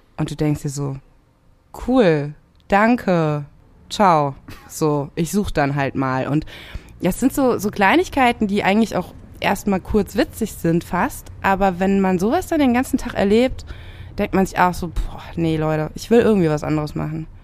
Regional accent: Rhineland-Palatinate, Germany; ich bin in der Pfalz groß geworden

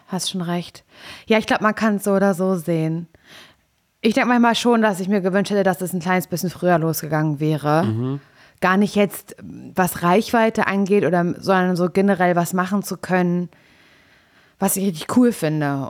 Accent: Parchim, Mecklenburg-Vorpommern, Germany; ich komme ja aus Parchim

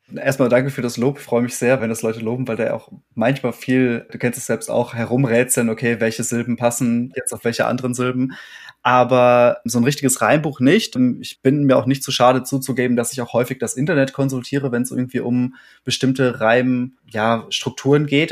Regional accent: Warstein, North Rhine-Westphalia, Germany; ich bin in Warstein aufgewachsen

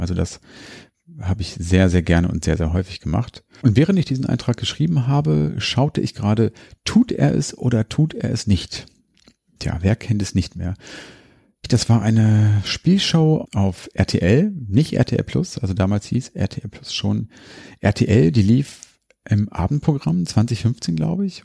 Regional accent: Hanover, Lower Saxony, Germany; hier bei uns in Hannover.

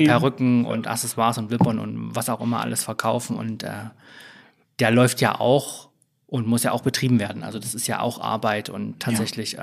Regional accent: Leipzig area, Saxony, Germany; moved away as an adult; also born or lived in Dresden / Frankfurt / Berlin; ich komme auch aus dem Leipziger Umland ursprünglich. Ähm, würde mich aber selbst als äh, Leipzigerin bezeichnen.

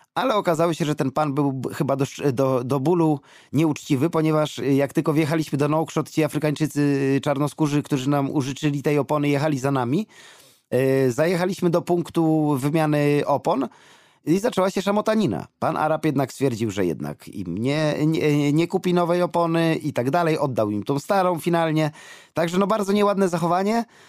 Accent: Poland; my z Polski, z Europy

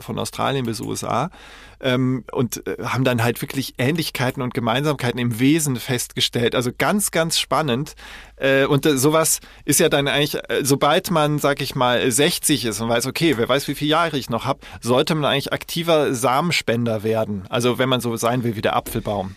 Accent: Koblenz, Rhineland-Palatinate, Germany; ich bin ja in Koblenz da aufgewachsen

